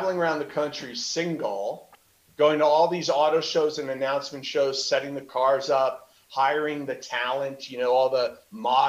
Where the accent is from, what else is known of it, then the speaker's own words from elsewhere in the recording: New Jersey, United States; growing up in Jersey